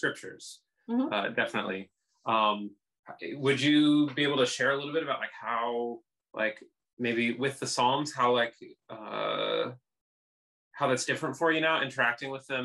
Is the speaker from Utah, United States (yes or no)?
no; Kenosha, Wisconsin, United States; I grew up in the Chicago area